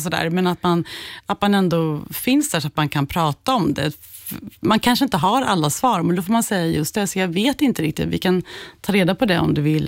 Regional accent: Skärblacka, Östergötland, Sweden; jag är uppvuxen i Skärblacka

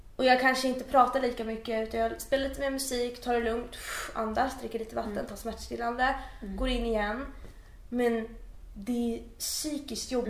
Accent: Uppsala, Uppsala County, Sweden; moved away as an adult; now in Stockholm, Sweden; jag kommer ju från Uppsala så jag är eh, född och uppvuxen där

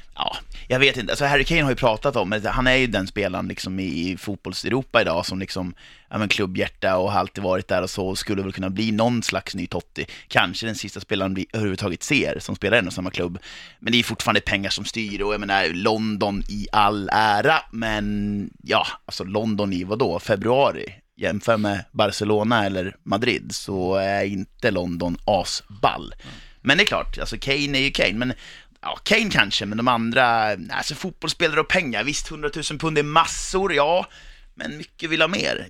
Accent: Eskilstuna, Södermanland, Sweden; vi är födda och uppvuxna i Eskilstuna

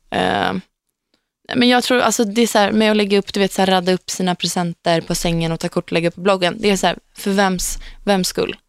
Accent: Gnesta, Södermanland, Sweden; Gnesta, där jag kommer ifrån

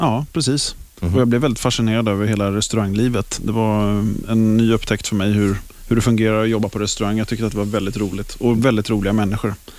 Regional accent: Stockholm, Stockholm County, Sweden; Jag kommer ifrån Stockholm. Jag är uppväxt i Hässelby, västerort

